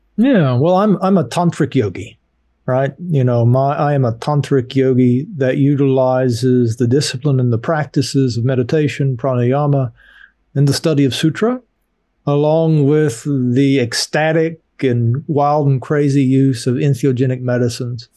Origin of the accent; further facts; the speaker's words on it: Appalachian Mountains, United States; I grew up poor in the Appalachian Mountains